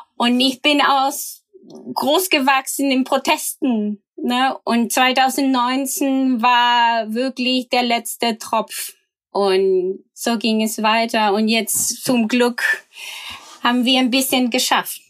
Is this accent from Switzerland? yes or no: no; Valparaíso, Chile; German is a second language; moved away as an adult; now in Hamburg, Germany; in der Region, wo, wo ich herkomme, Valparaiso